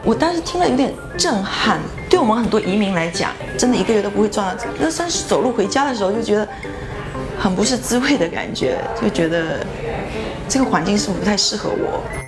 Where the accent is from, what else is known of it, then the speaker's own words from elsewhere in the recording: Fujian, China; also born or lived in Syracuse, United States; now in New York, United States; 特别是我们福建那边的人，就是很多时候我们不会讲英文，那我爸就他觉得是有苦说不出的那种感觉